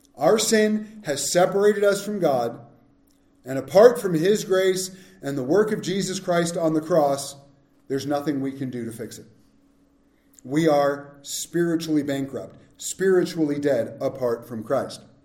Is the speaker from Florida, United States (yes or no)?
no; Southern California, United States; we grew up in Southern California